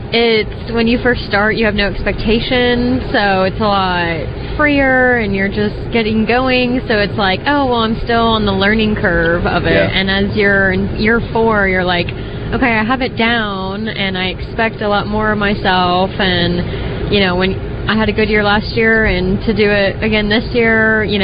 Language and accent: English; Sumterville, Florida, United States; now in Dallas, United States; I'm originally from Florida, but I live in Dallas now.